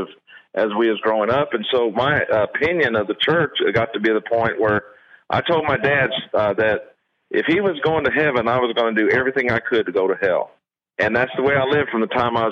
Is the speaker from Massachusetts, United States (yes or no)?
no; Evansville, Indiana, United States; now in Kiln, United States; I was born and raised in Evansville, Indiana, to a family that was poor and hardworking